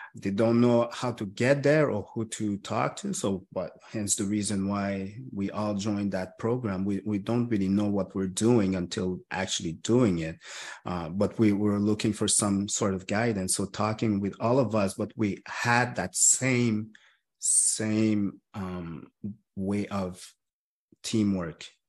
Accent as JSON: {"language": "English", "town": "Montreal", "region": "Quebec", "country": "Canada", "tie": "born or raised there", "said": "I was born and raised in Montreal"}